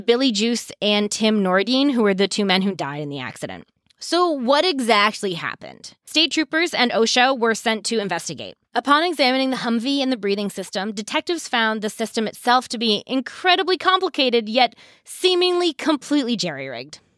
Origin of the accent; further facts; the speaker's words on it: Maine, United States; I grew up in Maine